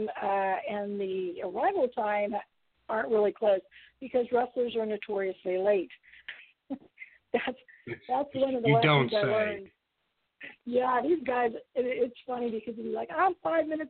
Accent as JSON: {"language": "English", "region": "Ohio Valley", "country": "United States", "said": "I'm from the Ohio Valley"}